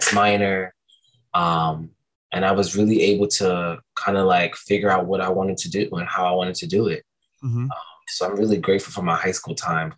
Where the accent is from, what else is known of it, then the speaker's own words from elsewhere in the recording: Philadelphia, Pennsylvania, United States; also born or lived in Virginia Beach / Suffolk / San Diego; So I was born here. We left and I came back. I want to say maybe towards like third, fourth grade, we came back. And I've been here ever since.